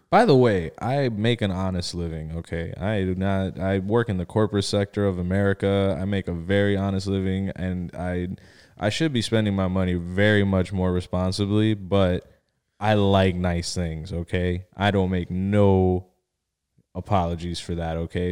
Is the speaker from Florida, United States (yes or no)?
yes; Miami, Florida, United States; also born or lived in Bridgeport, Connecticut / Pembroke Pines, Florida; my mom moved us down here to Miami. Um, was raised out here, went to school out in Miami and in, um, Pembroke Pines.